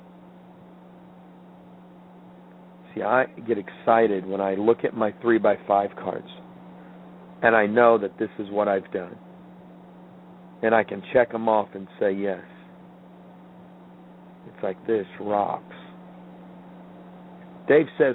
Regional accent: Midwest, United States; moved away; growing up in the Midwest

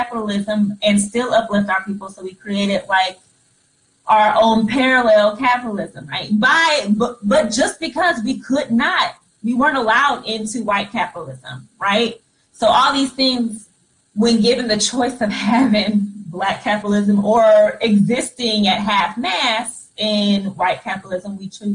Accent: United States; I was born in America

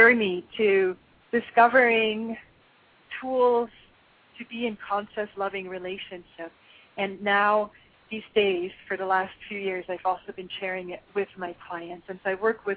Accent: Switzerland; moved away; I'm originally from Switzerland, and in Switzerland, I think it was the age of 7 or 8, I actually had to take a bicycling test.

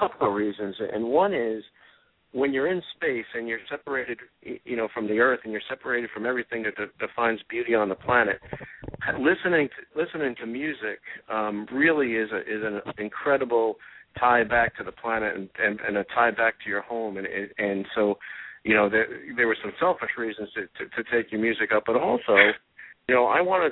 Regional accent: Yonkers, New York, United States; my hometown of Yonkers, New York

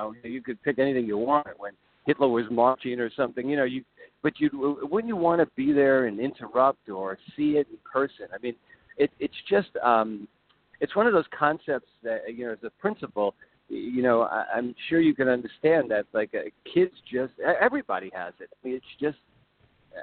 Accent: United States; being an American

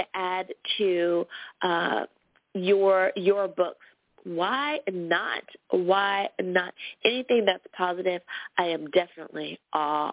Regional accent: United States; my home country. Woohoo! Thanks, U.S. of A.

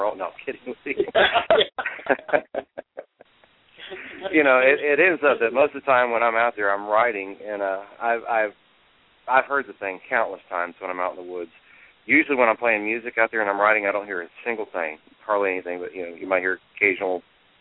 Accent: Texas, United States; where I'm from Texas

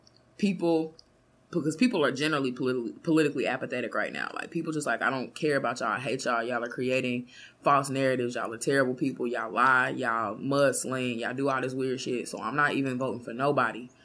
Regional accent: Kansas City, United States; I grew up in Killer City.

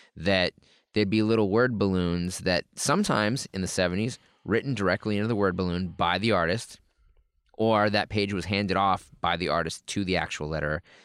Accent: New England, United States; I'm from New England

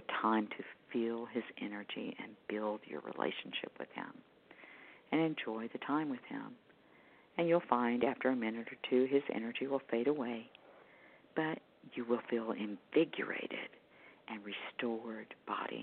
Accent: Houston to Galveston, Texas area, United States; moved away; I've relocated back to my hometown where I was born and raised

